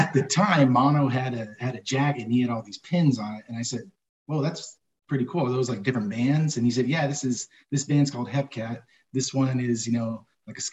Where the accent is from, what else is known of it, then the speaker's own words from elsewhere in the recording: Riverside, California, United States; Born and raised in Riverside